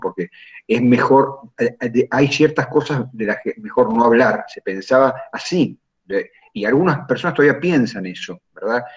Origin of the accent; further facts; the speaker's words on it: Junín, Buenos Aires Province, Argentina; also born or lived in Lincoln; yo resido en Junín